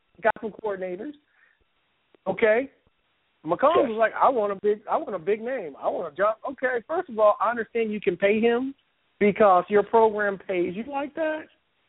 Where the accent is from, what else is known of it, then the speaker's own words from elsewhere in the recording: Kansas, United States; I'm from Kansas and I love KU basketball